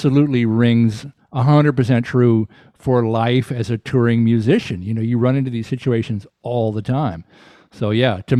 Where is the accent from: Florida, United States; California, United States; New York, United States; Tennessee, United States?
Tennessee, United States; Chattanooga; moved away; also born or lived in New Orleans, Louisiana; I grew up in Chattanooga.